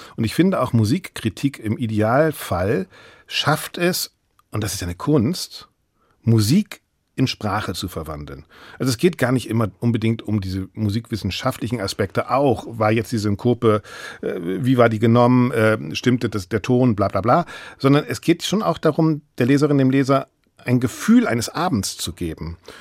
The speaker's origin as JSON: {"language": "German", "region": "Bremen", "country": "Germany", "tie": "born or raised there", "also_born_or_lived": "Freiburg / Berlin", "moved": "as an adult", "said": "ich bin Bremer"}